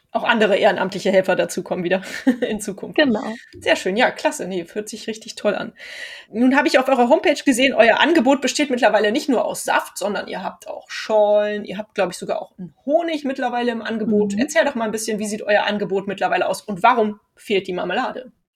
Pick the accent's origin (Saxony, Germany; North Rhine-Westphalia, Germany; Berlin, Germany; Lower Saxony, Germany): North Rhine-Westphalia, Germany; Cologne; wir kommen ja aus Köln hier